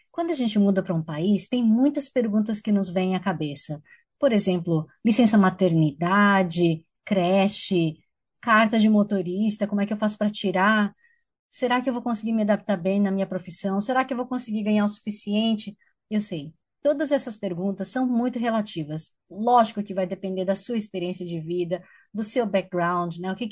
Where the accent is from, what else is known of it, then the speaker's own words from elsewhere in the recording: São Paulo, Brazil; Não, eu sou de São Paulo. São Paulo mesmo. São Paulo Butantã